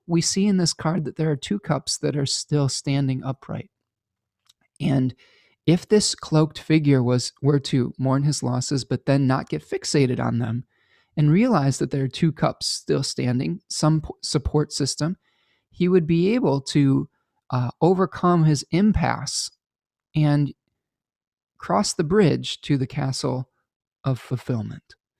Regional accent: United States; to become multilingual as an American

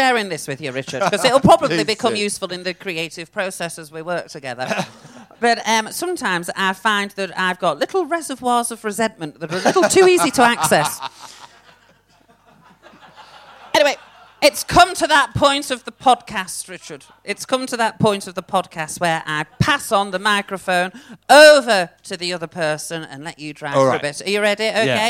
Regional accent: Rotherham, Yorkshire and the Humber, United Kingdom; She was from Rotherham. I'm from Rotherham. Here's me laughing at you being from Birmingham. Look where I'm from.

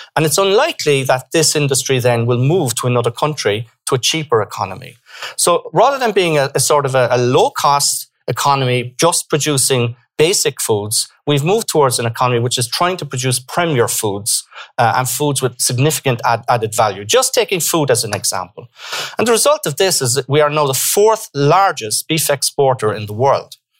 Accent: Ireland; we were ben- able to benefit also from our diaspora

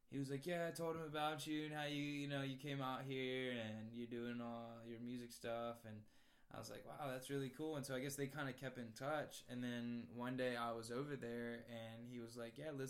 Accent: Virginia, United States; also born or lived in North Carolina; So I'm 22 years old. I grew up on the East Coast, uh, bouncing around through Virginia. Lived in West Virginia for a little while.

